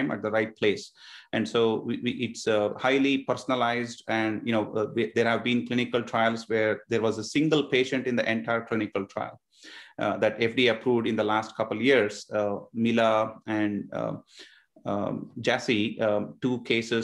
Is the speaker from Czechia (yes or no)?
no; India; now in Northern Virginia, United States; about half of my life so far was spent growing up in India, and the other half growing up here in Northern Virginia.